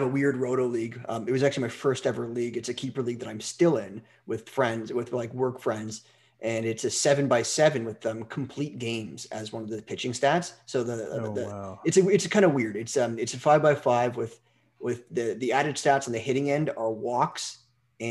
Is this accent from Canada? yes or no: yes; Canada; I'm from Canada